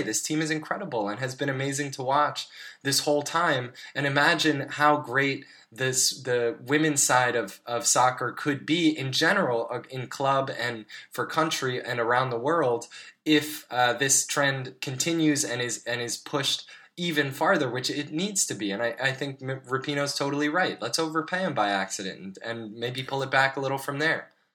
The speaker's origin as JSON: {"language": "English", "country": "United States", "said": "as a U.S. citizen"}